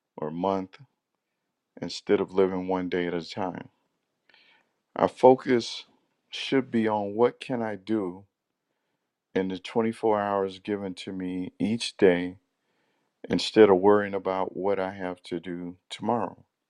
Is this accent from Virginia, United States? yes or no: no; Central Florida, United States; I'm from Central Florida